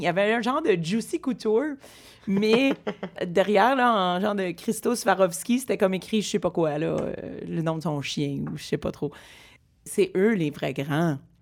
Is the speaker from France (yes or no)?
no; Montreal, Quebec, Canada; j'ai grandi dans Rosemont